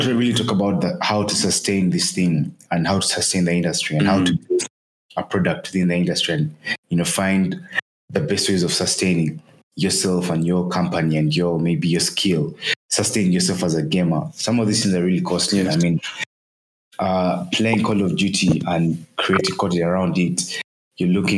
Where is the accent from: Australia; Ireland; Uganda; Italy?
Uganda; Kampala, Central Region; born and raised in Kampala, Uganda.